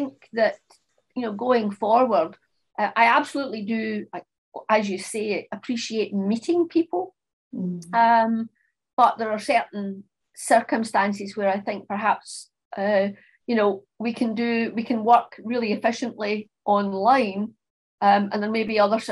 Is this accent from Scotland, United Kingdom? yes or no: yes; Scotland, United Kingdom; also born or lived in France / Australia; I'm obviously Scottish, and I've lived in Scotland all of my life, apart from a couple of lengths of time where I lived and worked in France and in Australia